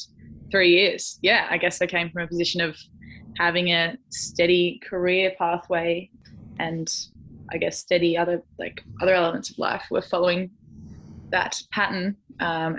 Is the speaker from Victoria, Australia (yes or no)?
yes; Jan Juc, Victoria, Australia; near my hometown of Janjuk, down on the Great Ocean Road